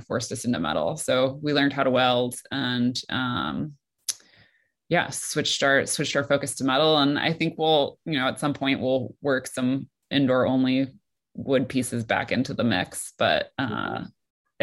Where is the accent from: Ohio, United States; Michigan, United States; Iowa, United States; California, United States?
Michigan, United States; Detroit; moved away as an adult; also born or lived in Shanghai / New York; I grew up in the suburbs of Detroit.